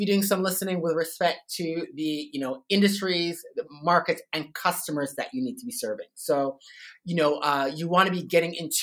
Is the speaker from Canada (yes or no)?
yes; Toronto, Ontario, Canada; moved away as an adult; now in Sydney, Australia; I'm not originally from Australia. I'm from Toronto, Canada.